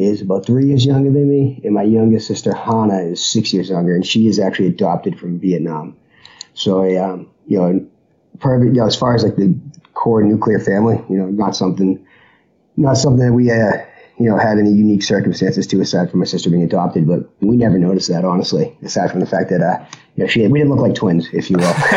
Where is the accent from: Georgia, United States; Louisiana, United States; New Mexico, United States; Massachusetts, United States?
Massachusetts, United States; Boston; moved away; I was born in Boston, Massachusetts, which is uh, why I came back. You know, family is still here.